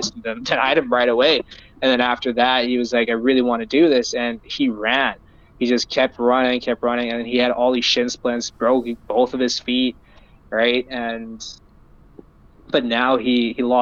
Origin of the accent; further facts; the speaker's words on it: Surrey, British Columbia, Canada; I'm born and raised in Surrey, BC, or Vancouver, BC.